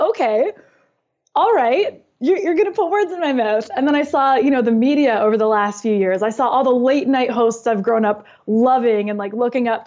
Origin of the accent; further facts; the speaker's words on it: Canada; now in United States; I'm from Canada, but then legal immigrant to America